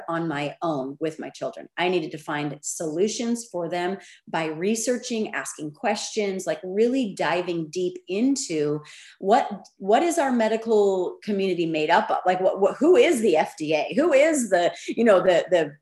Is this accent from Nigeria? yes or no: no; United States; I'm an American citizen